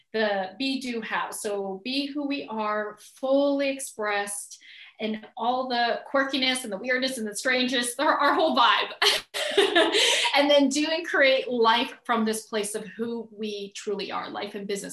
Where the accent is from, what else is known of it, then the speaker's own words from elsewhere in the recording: Edmonton, Alberta, Canada; also born or lived in Calgary; I was born in Calgary, actually, which is 3 hours from Edmonton, 3 hours south. And I think most people know where Calgary is. It's close to Rocky Mountains, Banff, Canada. And I was born there, but I was pretty much raised in Edmonton since I was four